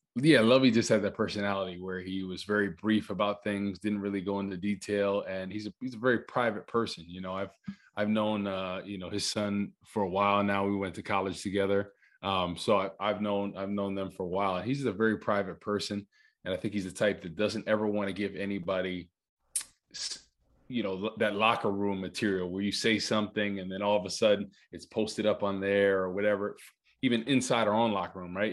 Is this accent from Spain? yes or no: no; Rutherford, New Jersey, United States; I'm born and raised in, uh, in Rutherford, New Jersey, right by, uh, Giant Stadium.